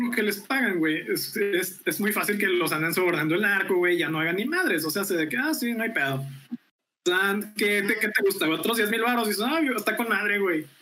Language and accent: Spanish; Veracruz, Mexico; moved away as an adult; now in Monterrey, Mexico; mi natal Veracruz